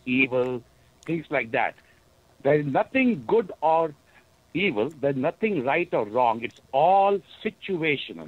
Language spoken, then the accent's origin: English; India; now in Wisconsin, United States; I grew up in India